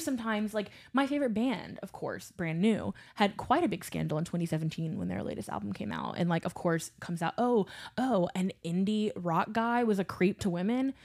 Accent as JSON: {"language": "English", "town": "Baton Rouge", "region": "Louisiana", "country": "United States", "tie": "born or raised there", "also_born_or_lived": "New Orleans", "said": "I grew up in Baton Rouge, Louisiana. I grew up in suburbia"}